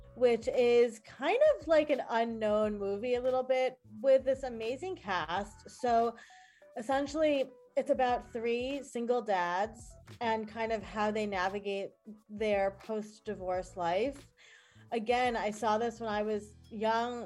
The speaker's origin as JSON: {"language": "English", "region": "New York", "country": "United States", "said": "I'm new from New York."}